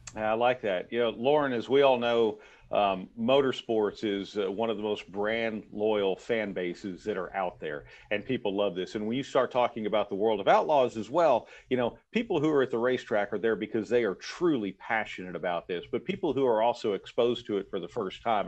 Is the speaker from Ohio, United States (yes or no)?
no; Texas, United States; I grew up in Texas